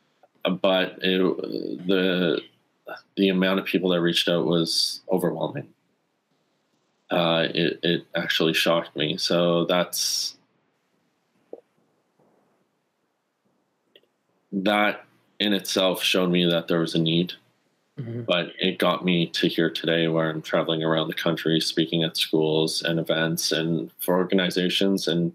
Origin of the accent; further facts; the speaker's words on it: Sudbury, Ontario, Canada; the community I'm from Sudbury